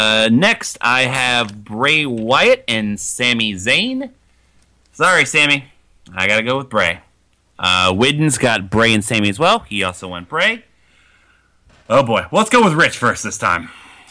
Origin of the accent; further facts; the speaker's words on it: Ohio, United States; I'm from Ohio